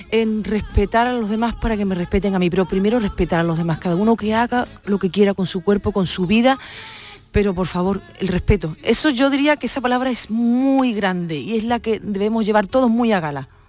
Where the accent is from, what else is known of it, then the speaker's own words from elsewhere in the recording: Andalusia, Spain; yo como buena andaluza